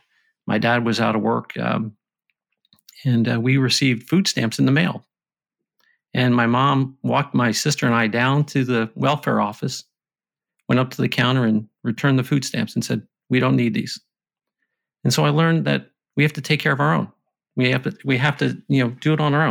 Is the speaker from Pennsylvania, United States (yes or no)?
yes; Pottsville, Pennsylvania, United States; I grew up in Pottsville, Pennsylvania